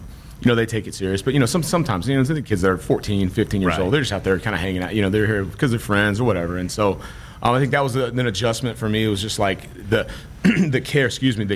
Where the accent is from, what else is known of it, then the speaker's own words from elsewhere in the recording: Dallas, Texas, United States; moved away as an adult; now in Lincoln, United States; growing up in Dallas, Texas